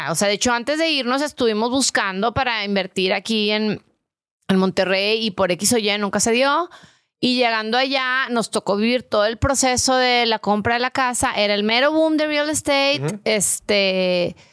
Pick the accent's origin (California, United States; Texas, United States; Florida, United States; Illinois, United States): Texas, United States; Brownsville; born there; yo nací en Brownsville.